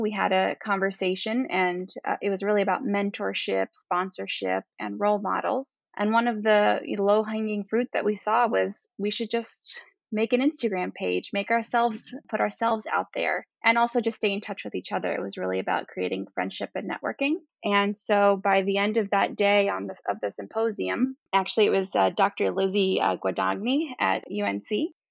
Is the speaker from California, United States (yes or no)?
no; Miami, Florida, United States; moved away as an adult; also born or lived in New York; now in Michigan, United States; I'm from Miami, Florida